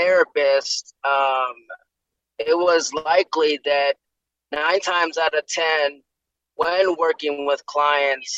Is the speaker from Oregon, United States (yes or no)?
no; Milwaukee, Wisconsin, United States; Born and raised in Milwaukee, Wisconsin, inner city, South Side.